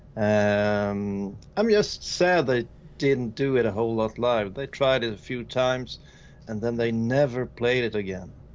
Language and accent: English; Sweden; English is a second language